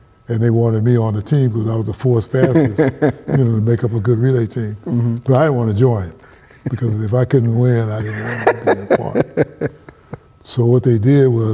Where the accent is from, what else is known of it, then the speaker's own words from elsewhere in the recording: Pasadena, California, United States; I'm from Pasadena, California. And Pasadena is a city of the Rose Bowl, and it's real famous, the Rose Parade. Mm-hmm. And that's where I was born